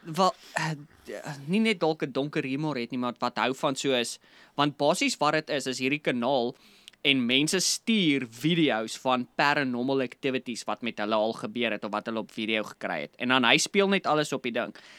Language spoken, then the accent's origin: Afrikaans; South Africa; ons is nou Afrikaners, Suid-Afrikaners